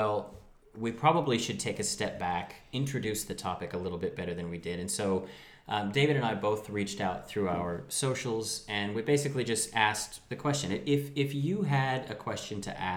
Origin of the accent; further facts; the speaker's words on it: Ireland; we're Irish